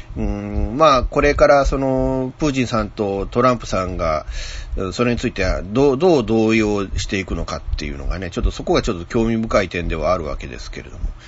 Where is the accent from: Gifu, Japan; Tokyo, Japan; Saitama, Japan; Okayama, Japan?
Okayama, Japan; 僕は岡山県民ですけれども